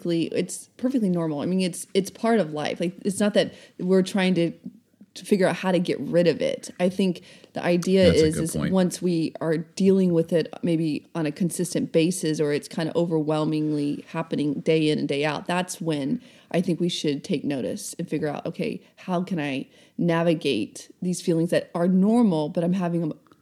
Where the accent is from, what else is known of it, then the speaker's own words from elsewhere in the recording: the South, United States; I'm from the South. I'm personally offended.